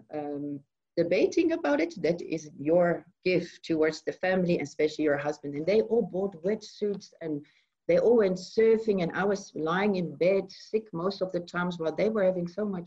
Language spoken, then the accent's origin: English; Netherlands; moved away as an adult; now in South Africa; I'm originally from Holland. I moved from Holland about 13 years ago